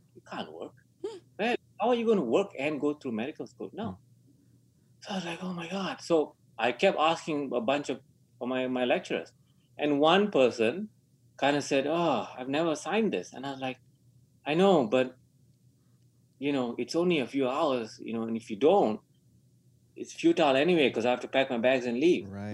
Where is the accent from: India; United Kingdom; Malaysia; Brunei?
Malaysia; moved away; I was born in Malaysia